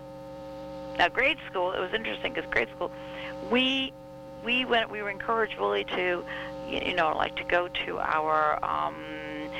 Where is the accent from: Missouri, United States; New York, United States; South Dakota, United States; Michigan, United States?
New York, United States; New York City; moved away; I was born in Brooklyn